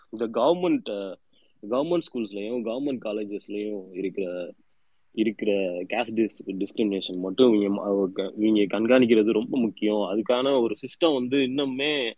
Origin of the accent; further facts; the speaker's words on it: Tamil Nadu, India; நம்ம தமிழ்நாட்டுல